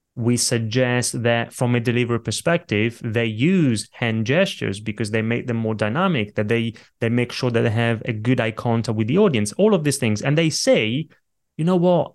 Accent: Italy; born or raised there; now in London, United Kingdom

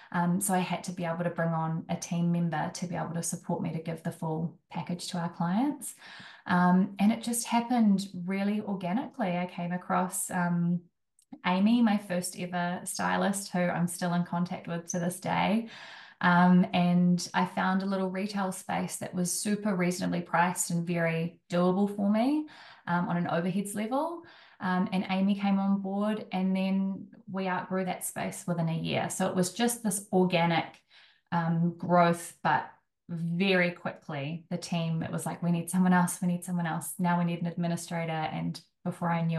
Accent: Wellington, New Zealand; moved away; also born or lived in Auckland; I'm from Wellington

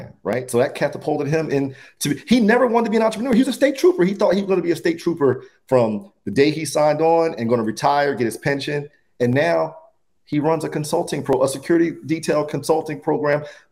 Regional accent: New Jersey, United States; Another good friend of mine I grew up with in Jersey

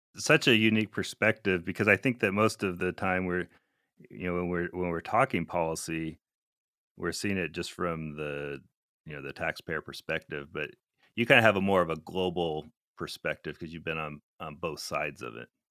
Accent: Alaska, United States; moved away as an adult; I grew up in Alaska

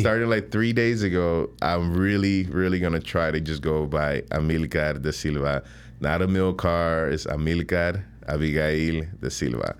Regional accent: Chicago, Illinois, United States; also born or lived in Panama; growing up on the South Side

